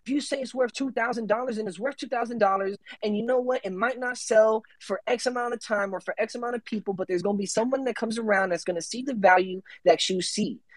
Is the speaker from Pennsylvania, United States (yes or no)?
no; Tampa, Florida, United States; I'm from Tampa